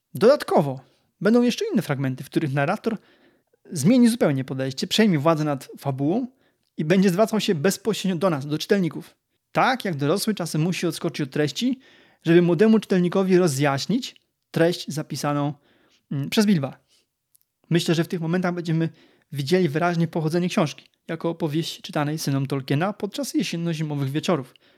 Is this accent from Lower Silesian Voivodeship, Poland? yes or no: yes; Lower Silesian Voivodeship, Poland; jestem ślązakiem, ale z Dolnego Śląska